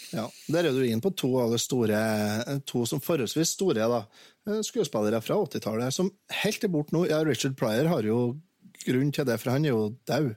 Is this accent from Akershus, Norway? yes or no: no; Verdal and Steinkjer, Trøndelag, Norway; Jeg vokste opp eh, dels på Verdalen og dels på Steinkjer med skilte foreldre